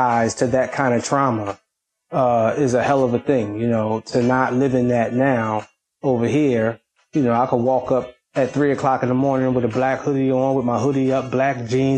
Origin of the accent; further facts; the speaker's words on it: United States; moved away as an adult; also born or lived in Okinawa, Japan; now in Europe; America, you know, raised me. It's not, I was born in Okinawa, Japan